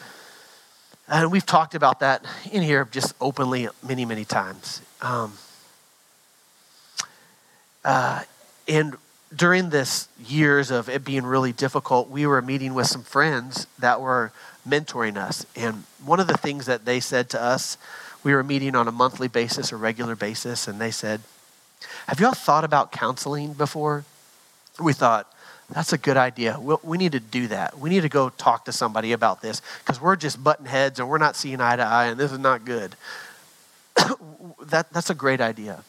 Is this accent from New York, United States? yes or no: no; Texas, United States; We're too Texan